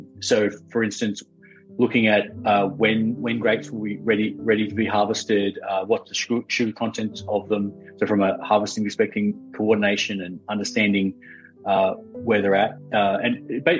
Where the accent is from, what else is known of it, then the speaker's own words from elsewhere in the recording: Australia; also born or lived in Oxford, United Kingdom; now in United States; I'm Australian originally, but I live here in the US.